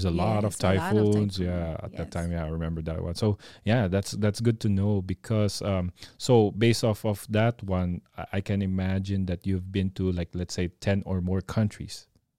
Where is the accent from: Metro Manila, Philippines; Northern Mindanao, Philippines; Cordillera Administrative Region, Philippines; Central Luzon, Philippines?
Metro Manila, Philippines; Las Piñas; also born or lived in Cabanatuan; I was born in Cabanatuan, but I grew up in Las Piñas.